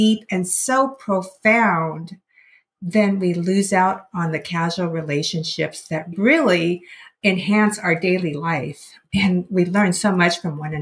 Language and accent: English; Seattle, Washington, United States; I grew up in the Seattle area